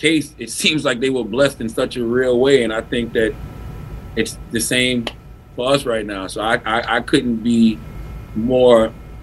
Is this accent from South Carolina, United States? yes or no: yes; South Carolina, United States; moved away; I'm from South Carolina